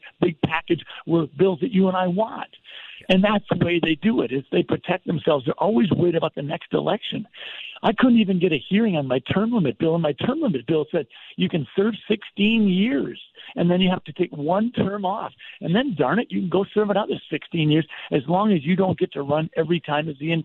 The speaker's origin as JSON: {"language": "English", "town": "Sleepy Eye", "region": "Minnesota", "country": "United States", "tie": "born or raised there", "said": "I'm a kid from Sleepy Eye, Minnesota"}